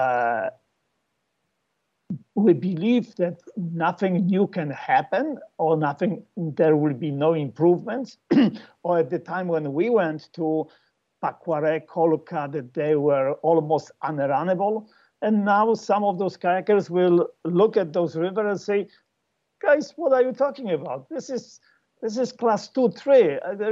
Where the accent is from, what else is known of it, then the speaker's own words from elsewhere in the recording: Poland; We are all from Poland.